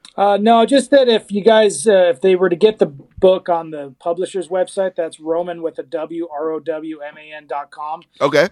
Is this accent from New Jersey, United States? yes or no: no; Las Vegas, Nevada, United States; now in Arizona, United States; I'm I'm actually from Las Vegas, and uh, you know, before I moved to Arizona